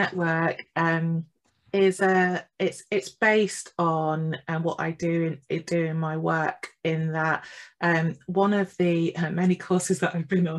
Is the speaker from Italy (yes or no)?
no; England, United Kingdom; I'm from the Midlands in the UK